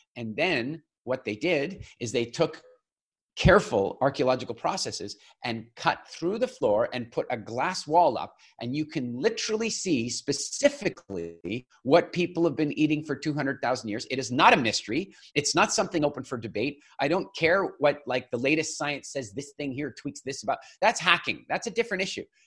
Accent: Eastern Canada, Canada; I grew up in Eastern Canada

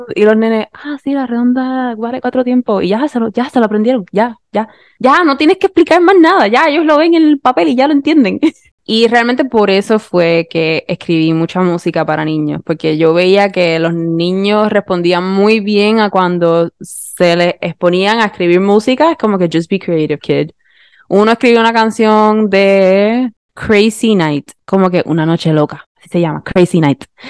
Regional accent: Puerto Rico; accent: Puerto Rican; seguía hablando con un acento más puertorriqueño

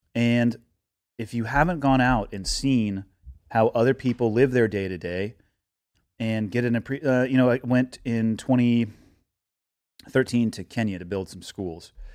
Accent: Santa Cruz, California, United States; moved away as an adult; now in Montana, United States; growing up in Santa Cruz

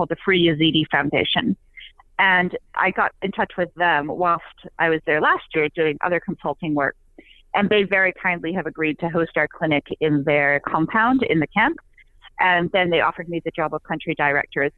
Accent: England, United Kingdom; moved away; I'm from England originally, and my family isn't, well, my mother is in St. Louis.

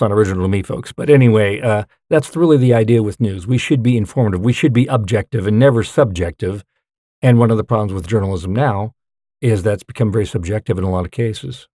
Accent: California, United States; moved away as an adult; also born or lived in Utah / Bountiful, Utah / Centerville, Utah / Nevada; now in Salt Lake County, United States; I grew up in California, but came back here to go to B Y U and then have been here pretty much ever since I graduated

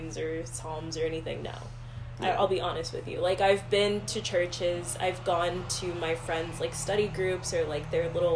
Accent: the South, United States; moved away; I grew up in the South. I was in the Bible Belt.

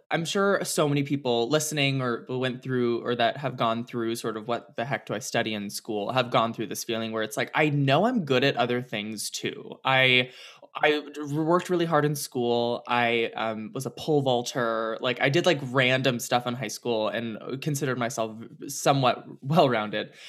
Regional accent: California, United States; I grew area? up in the Bay Area. Yeah, so I'm a California girl through and through.

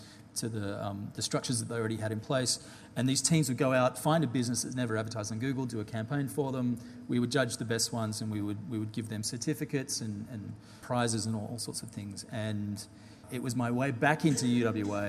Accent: Perth, Western Australia, Australia; moved away as an adult; also born or lived in London; a Perth person, particularly when I've got a British passport, thanks to my dad being British

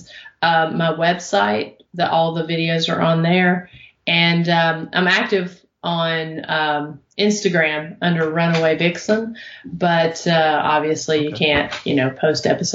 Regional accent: Oneida, Tennessee, United States; Oneida, Tennessee, which is actually my hometown

